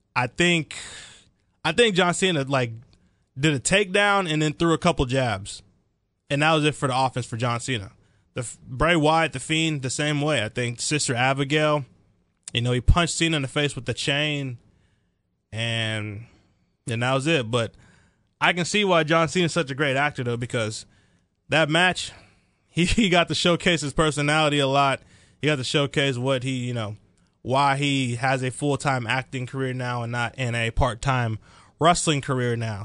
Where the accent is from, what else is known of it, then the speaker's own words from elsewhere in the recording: Dallas, Texas, United States; I'm from the Dallas, Texas area. Grew up there my whole life